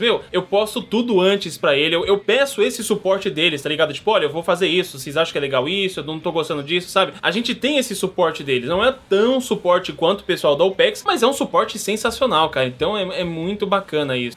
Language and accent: Portuguese; São Paulo, Brazil; Eu, como paulista